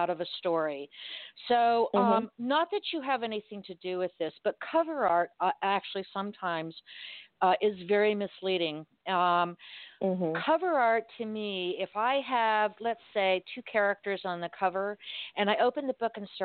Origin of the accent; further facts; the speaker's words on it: Miami, Florida, United States; I was born and raised in Miami